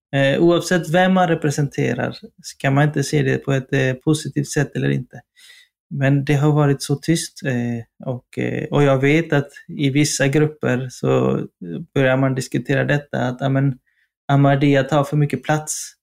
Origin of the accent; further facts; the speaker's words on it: Partille, Västra Götaland, Sweden; moved away as an adult; now in Stockholm, Sweden; vi är göteborgare i grunden, du och jag